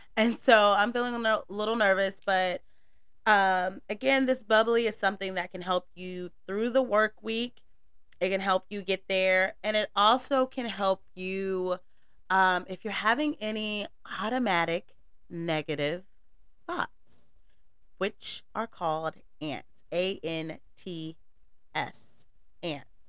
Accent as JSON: {"language": "English", "region": "North Carolina", "country": "United States", "said": "I am from the South. I'm from North Carolina"}